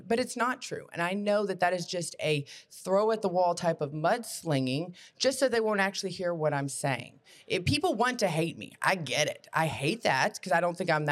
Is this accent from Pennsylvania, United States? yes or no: no; Brentwood, Tennessee, United States; also born or lived in Nashville, Tennessee; I grew up in Brentwood. So I went to Brentwood High School all the way through public schools